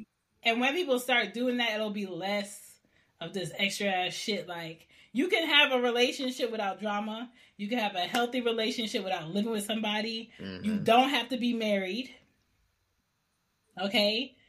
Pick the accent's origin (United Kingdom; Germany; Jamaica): Jamaica; Ask me as a Jamaican woman what is tradition in my family.